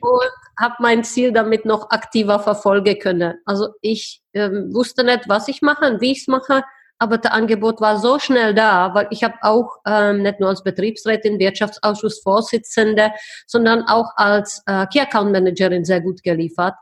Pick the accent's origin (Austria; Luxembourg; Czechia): Czechia; Plzeň, Plzeň Region; German is a second language; moved away as an adult; also born or lived in Heidelberg, Germany / Switzerland / Brussels, Belgium; now in Prague, Czech Republic; ich bin tatsächlich in Pilzen geboren ähm, ich bin mit 19 nach Deutschland ausgewandert